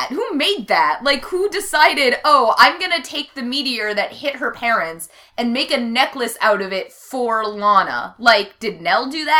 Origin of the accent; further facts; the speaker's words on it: Minneapolis, Minnesota, United States; we're not from small town. Like, we are Midwestern